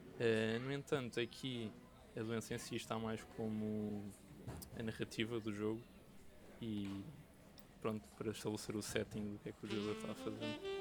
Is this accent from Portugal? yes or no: yes; Lisbon, Portugal; nasci e moro em Lisboa